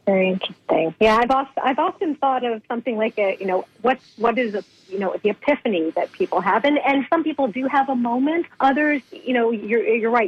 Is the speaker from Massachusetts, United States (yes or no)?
yes; Boston, Massachusetts, United States; I grew up in in New England, Boston mm. area